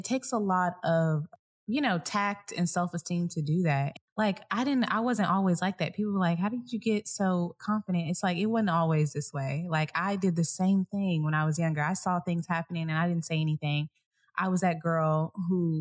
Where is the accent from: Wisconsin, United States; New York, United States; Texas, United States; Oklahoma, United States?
Texas, United States; Dallas; moved away; I'm from Dallas